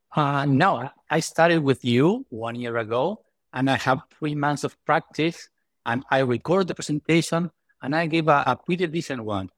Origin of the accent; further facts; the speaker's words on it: Buenos Aires, Argentina; English is a second language; I'm from Buenos Aires, Argentina.